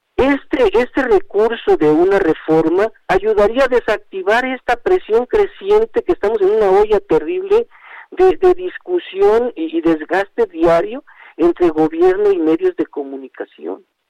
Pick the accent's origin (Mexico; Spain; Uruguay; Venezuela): Mexico; como ciudadano mexicano